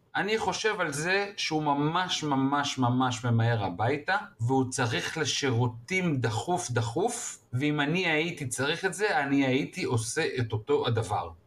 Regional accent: Israel; אני כמו ישראלי טוב

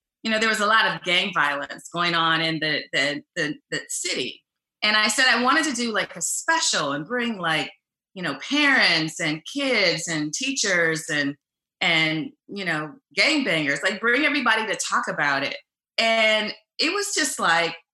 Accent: Cleveland Heights, Ohio, United States; I am originally from Ohio. I grew up in Cleveland Heights, which is close to Shaker Heights

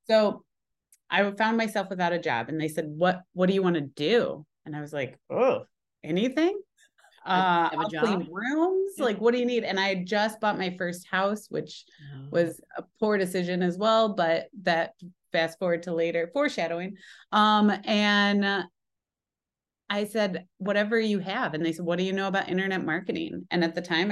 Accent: Midwest, United States; moved away as an adult; also born or lived in Las Vegas; now in Chicago, United States; Plus, I'm from the Midwest.

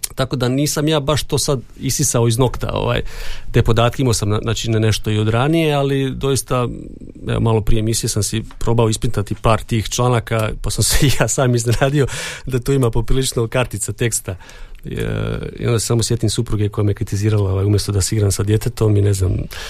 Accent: Donji Andrijevci, Brod-Posavina County, Croatia; moved away as an adult; also born or lived in Zagreb; now in Đakovo, Croatia; ja sam inače iz Donjih Andrijevaca

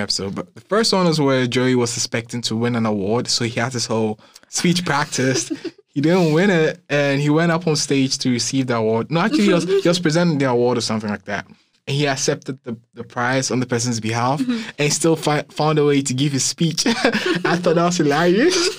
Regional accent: Ghana; moved away; I grew up in Ghana

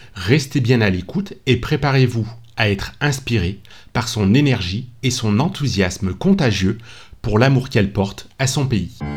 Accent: Lyon, Auvergne-Rhône-Alpes, France; on est tous les deux originaires de la ville de Lyon

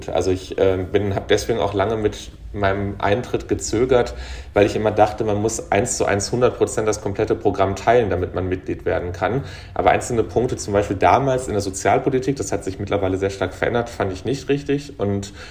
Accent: North Rhine-Westphalia, Germany; aber so emotional und auch von dem, wo ich herkomme, also als Kind des Ruhrgebiets, ähm, als jemand, ähm, also mein Großvater war auf der Krokerei

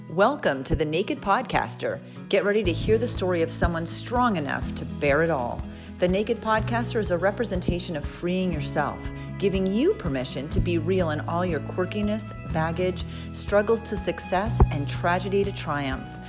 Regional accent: New England, United States; i'm from new england

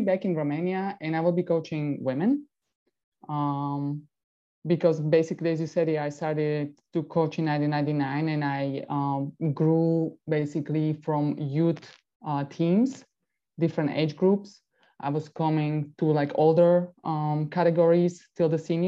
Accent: Bratislava, Bratislava Region, Slovakia; English is a second language; moved away; My hometown is actually Bratislava. That is the capital in Slovakia.

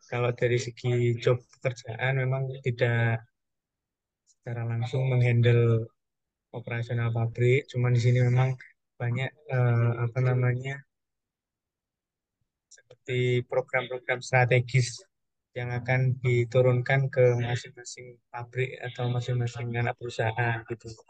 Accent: Madiun, East Java, Indonesia; now in Surabaya, Indonesia; kebetulan saya kan dari Madiun jadi beradaptasi bahasa macam-macam terus apa namanya uh, mencoba kuliner-kuliner

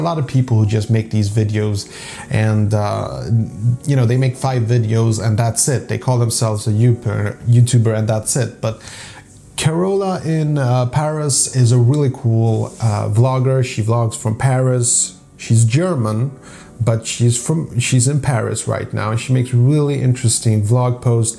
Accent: Sweden; also born or lived in Poland; I grew up in a very segregated suburb, okay, where like 90%, you know, I'm from Sweden

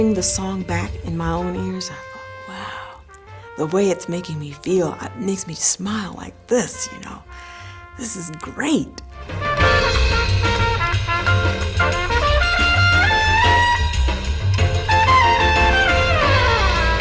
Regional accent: United States; I'm an American.

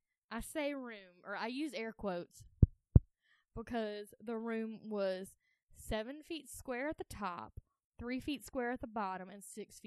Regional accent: Mountain Brook, Alabama, United States; I'm from Mountain Brook.

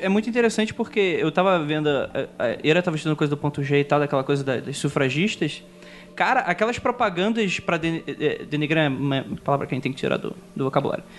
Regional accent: Rio de Janeiro, Brazil; eu sou carioca

